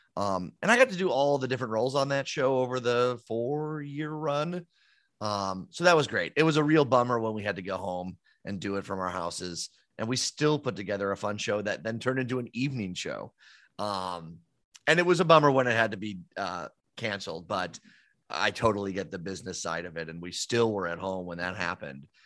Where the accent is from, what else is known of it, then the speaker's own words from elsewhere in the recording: Downers Grove, Illinois, United States; I grew up in Downers Grove